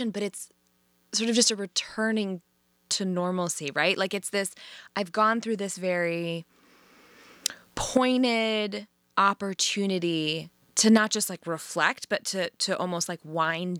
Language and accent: English; Chicago, Illinois, United States; I'm a Chicagoan